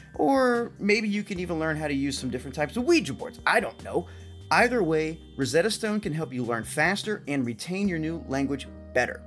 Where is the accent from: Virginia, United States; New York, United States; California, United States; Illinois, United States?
Illinois, United States; Alton; moved away as an adult; I grew up in Alton, um, Illinois for, I mean, first eighteen years of my life